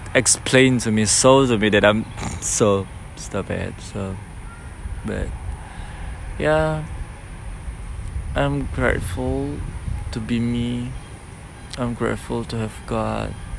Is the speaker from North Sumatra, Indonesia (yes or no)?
yes; Nias, North Sumatra, Indonesia; moved away; come back to my hometown in Nias